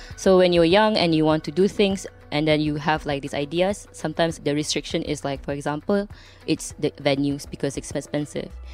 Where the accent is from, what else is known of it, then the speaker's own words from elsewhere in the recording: Subang Jaya, Selangor, Malaysia; I'm from Subang Jaya, and I'm one of the partners of Safe House K L